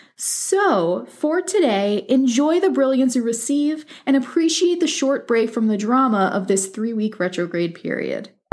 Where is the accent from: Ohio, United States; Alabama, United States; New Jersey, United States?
New Jersey, United States; near Passaic; near Passaic, New Jersey, very close to my hometown